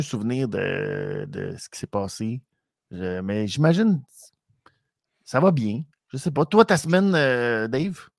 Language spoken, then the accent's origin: French; Canada; pour nous au Canada